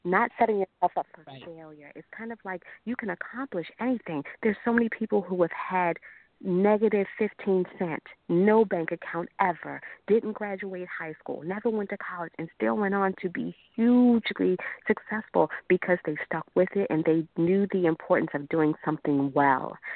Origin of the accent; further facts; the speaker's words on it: Maryland, United States; my home state